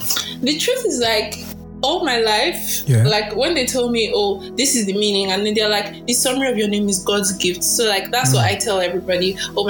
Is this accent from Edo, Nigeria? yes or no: yes; Edo, Nigeria; Edo, yes. I'm from Edo State.